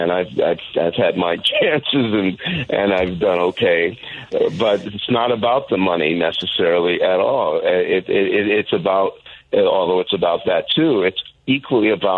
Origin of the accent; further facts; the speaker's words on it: Chicago, Illinois, United States; my hometown next door in Chicago